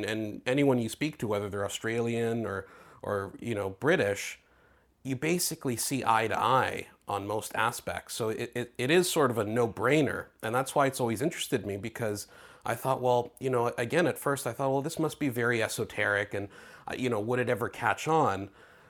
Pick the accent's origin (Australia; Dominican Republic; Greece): Greece; now in Canada; I'm Greek, I grew up in Greece.